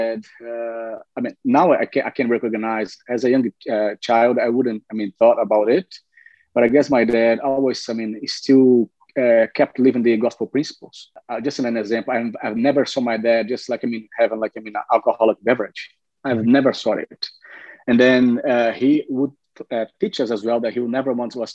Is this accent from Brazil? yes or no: yes; Brazil; moved away; I'm from Brazil originally.